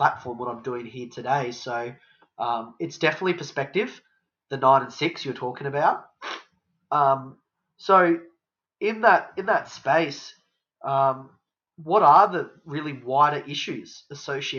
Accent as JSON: {"language": "English", "town": "Brisbane", "region": "Queensland", "country": "Australia", "tie": "born or raised there", "also_born_or_lived": "Bundaberg, Australia / Emerald, Australia", "moved": "as an adult", "said": "I did 11 years in a private school in Brisbane"}